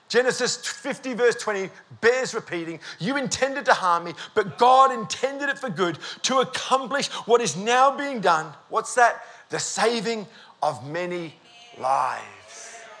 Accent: Australia; We're here from Australia

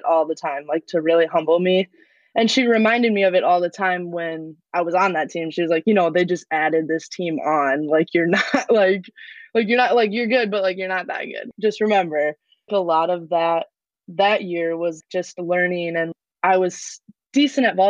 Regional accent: New Prague, Minnesota, United States; moved away as an adult; now in Green Bay, United States; I am originally from New Prague, Minnesota

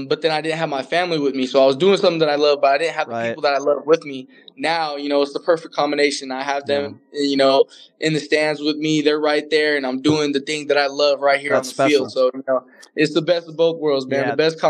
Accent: California, United States; I'm from California

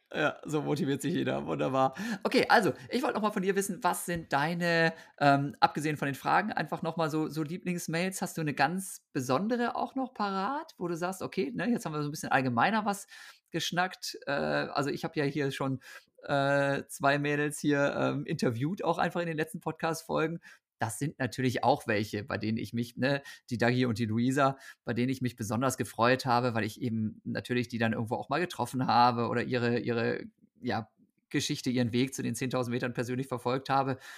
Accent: Osnabrück, Lower Saxony, Germany; Osnabrück, wo ich aufgewachsen bin

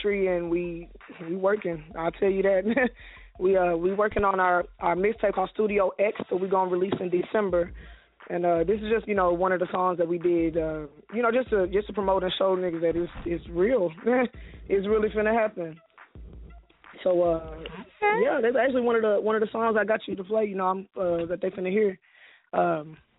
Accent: Monroe, Louisiana, United States; now in Dallas, United States; I'm actually from Monroe

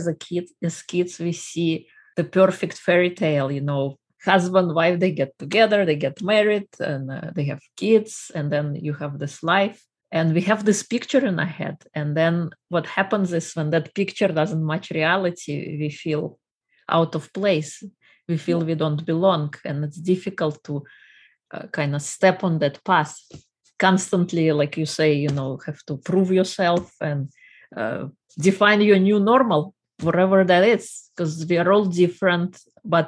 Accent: Russia; moved away; I am originally from Russia

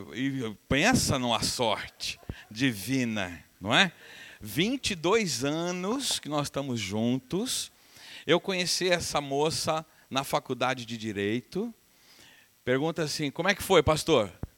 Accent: Uberaba, Minas Gerais, Brazil; moved away; Eu sou de Uberaba, minha família é de Uberaba

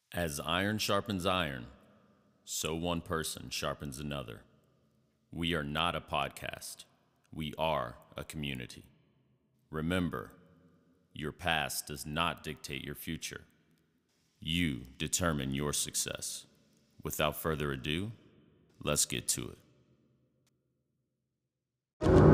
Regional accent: San Angelo, Texas, United States; I'm originally from San Angelo, Texas

